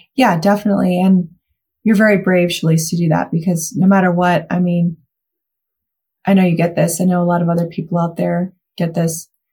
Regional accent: Mountain Home, Idaho, United States; Mountain Home Idaho, my hometown

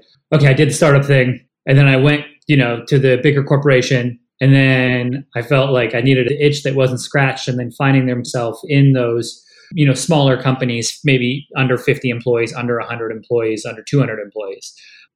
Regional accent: Canada; moved away as an adult; now in United States; I grew up in Canada and I moved to the US 6 years ago.

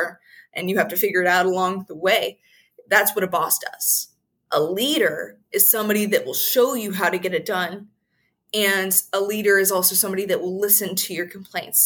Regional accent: United States; us as American people

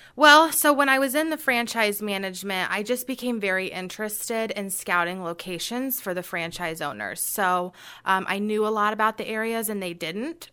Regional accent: Carmel, Indiana, United States; I was actually raised in Carmel

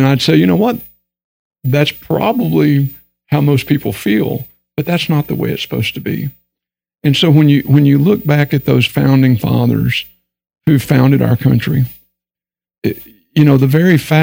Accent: Texas, United States; accent: Texan; I grew up in Texas. So I've got that language barrier thing going on too. I mean, like English is my second language, okay? Because I talk Texan.

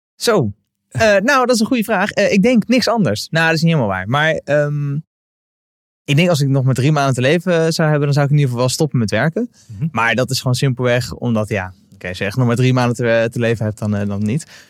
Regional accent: Westland, South Holland, Netherlands; ik kom uit het Westland

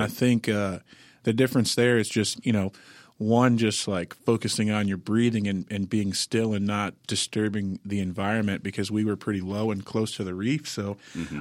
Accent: Sarasota, Florida, United States; now in Nashville, United States; I'm originally from Sarasota, Florida, uh, but uh, I've been here in Nashville 13 years

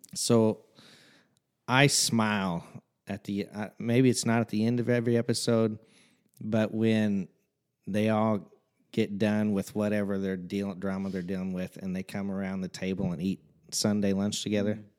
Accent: Fairfield, Illinois, United States; I've been born and raised in Fairfield, Illinois, the big metropolis of Fairfield, uh, my entire life.

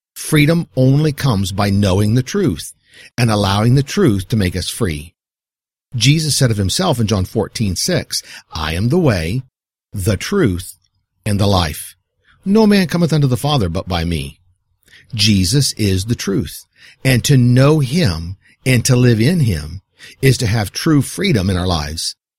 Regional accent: United States

